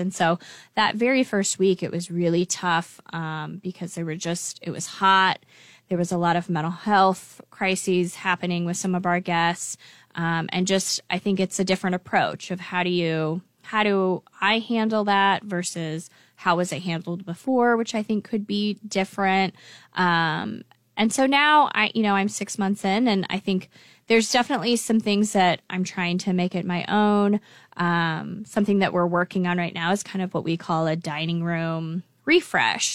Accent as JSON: {"language": "English", "town": "Lincoln", "region": "Nebraska", "country": "United States", "tie": "born or raised there", "said": "I grew up in Lincoln, uh, and I went to Lincoln Public Schools here"}